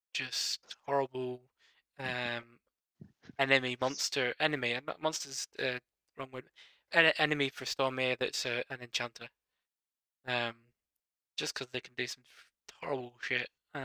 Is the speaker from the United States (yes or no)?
no; United Kingdom; we're British and we love to moan.